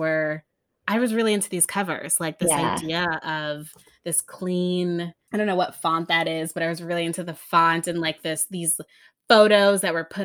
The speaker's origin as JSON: {"language": "English", "region": "Connecticut", "country": "United States", "tie": "born or raised there", "said": "I grew up in Connecticut in a mostly white suburb"}